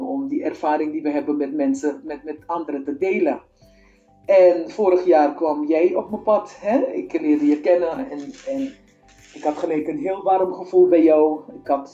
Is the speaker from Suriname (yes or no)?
yes; Suriname; moved away as an adult; also born or lived in Apeldoorn / Utrecht; now in Netherlands; ik kom uit Suriname. Ik ben op uh, eh, 20-jarige leeftijd vanuit Suriname hier naar Nederland gekomen.